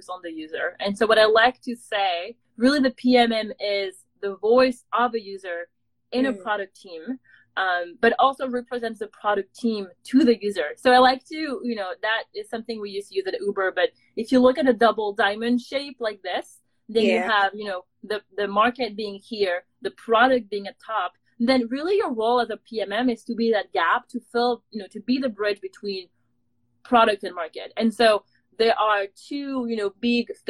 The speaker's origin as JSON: {"language": "English", "country": "France", "moved": "as an adult", "lives_now": "San Francisco, United States", "said": "I'm from France"}